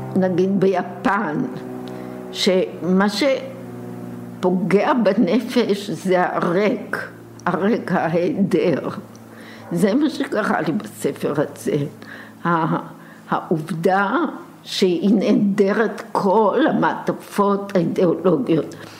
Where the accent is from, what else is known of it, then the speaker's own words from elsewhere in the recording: Tel Aviv, Tel Aviv District, Israel; אני נולדתי ממש בהתחלה, בשלבים הראשונים ביותר של מלחמת העולם השנייה, פה בארץ, בתל אביב